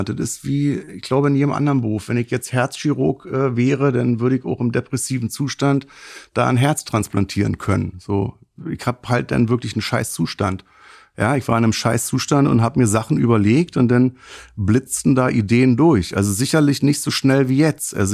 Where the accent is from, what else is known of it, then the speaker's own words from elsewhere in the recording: Afghanistan; Ich komme aus Afghanistan. Ich habe Angst gehabt, dass die mich erschießen.